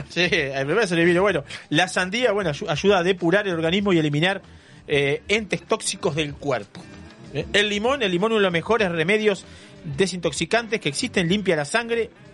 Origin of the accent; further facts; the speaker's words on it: Cuchilla Alta, Canelones, Uruguay; yo soy de Cuchilla Alta, cerca ahí